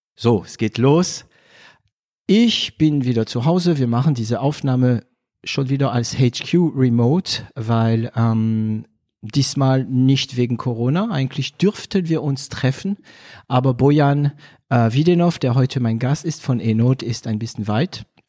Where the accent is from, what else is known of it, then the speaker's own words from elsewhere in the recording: France; German is a second language; moved away; als Franzose